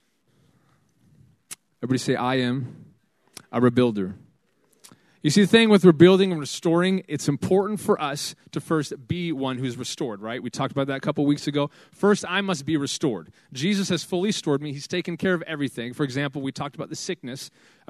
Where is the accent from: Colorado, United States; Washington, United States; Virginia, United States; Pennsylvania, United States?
Washington, United States; Fife; Fife is my hometown. I graduated Fife High School right there, 2007